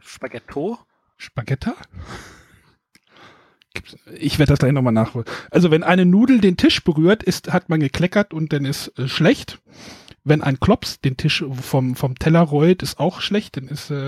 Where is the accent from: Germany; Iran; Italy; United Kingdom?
Germany; Northern Germany; Man knüddelt es zusammen, würde ich jetzt so als Norddeutscher hier sagen.